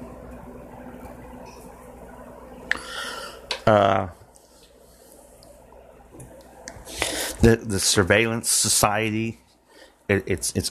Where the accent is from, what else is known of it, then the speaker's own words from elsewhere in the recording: Martinsville, Indiana, United States; here in my hometown of Martinsville, Indiana